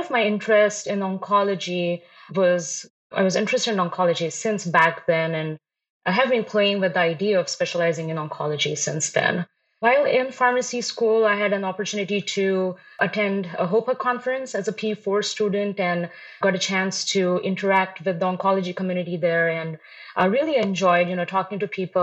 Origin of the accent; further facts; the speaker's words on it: India; moved away as an adult; also born or lived in Chicago, United States; now in Rochester, United States; I was born in India. I was raised in India, moved here to the US in 2012 and have been in Chicago since then